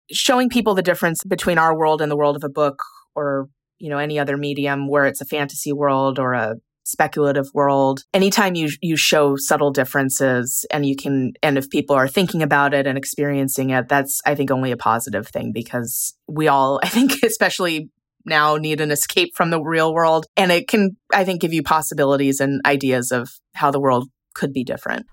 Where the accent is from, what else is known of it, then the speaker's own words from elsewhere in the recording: California, United States; also born or lived in Sault Ste. Marie, Michigan, United States; now in San Diego, United States; I'm originally from the Upper Peninsula, from Sault Ste. Marie, which is where part of this book is set, but we moved to California when I was, I think I was about six, and I haven't lived there since. I'm a very much a Californian in a lot of ways